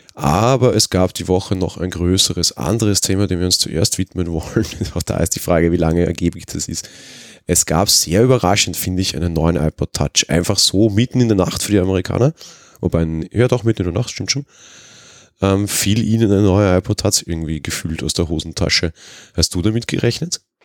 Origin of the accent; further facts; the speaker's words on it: Austria; also born or lived in Vienna; Bei uns in Österreich